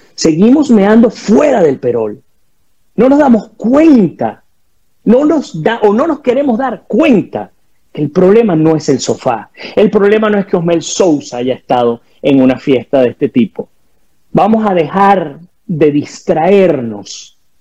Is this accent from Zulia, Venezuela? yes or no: no; Guayana, Bolívar, Venezuela; moved away; viniendo de Guayana y viendo cómo se, cómo se contaminó mi río Caroní